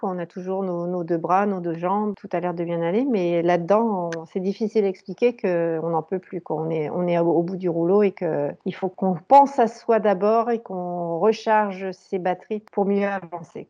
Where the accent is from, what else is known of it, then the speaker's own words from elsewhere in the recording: Valenciennes, Hauts-de-France, France; moved away as an adult; now in Germany; j'ai grandi et fait mes études dans le nord de la France, à Valenciennes